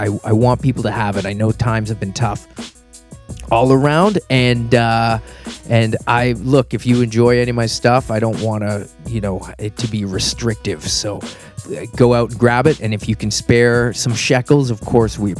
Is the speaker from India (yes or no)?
no; Halifax, Nova Scotia, Canada; where I grew up in Halifax and Nova Scotia